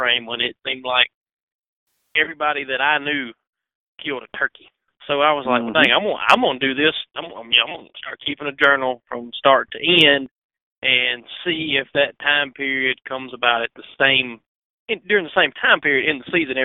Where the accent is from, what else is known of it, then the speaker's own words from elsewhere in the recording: Northeast Mississippi, United States; moved away as an adult; now in Mississippi Delta, United States; I'm from Northeast Mississippi. I've lived, been in around the Delta for about 10 years now.